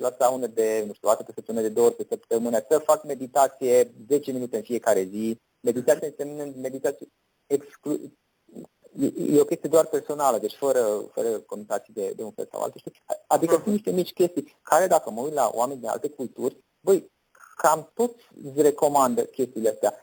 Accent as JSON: {"language": "Romanian", "country": "Romania", "said": "noi suntem români"}